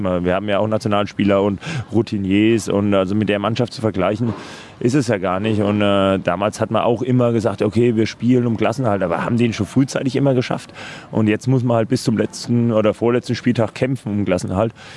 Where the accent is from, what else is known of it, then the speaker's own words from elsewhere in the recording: Würzburg, Bavaria, Germany; moved away; in Würzburg in meiner Heimat